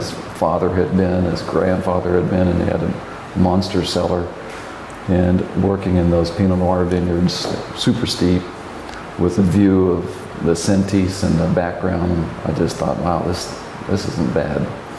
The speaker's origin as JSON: {"language": "English", "region": "Texas", "country": "United States", "accent": "Texas", "said": "my Texas accent was pretty strong then, and so they let me in."}